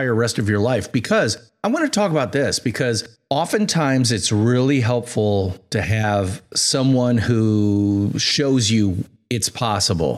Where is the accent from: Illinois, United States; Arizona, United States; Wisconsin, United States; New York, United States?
Wisconsin, United States; Shorewood; I grew up in Shorewood, Wisconsin